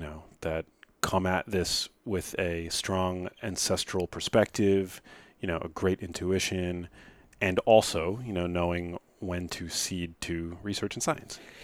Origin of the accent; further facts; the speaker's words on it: New York City, New York, United States; I grew up in New York City